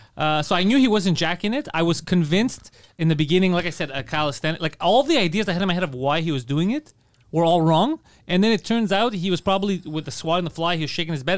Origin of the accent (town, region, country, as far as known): Montreal, Quebec, Canada; born or raised there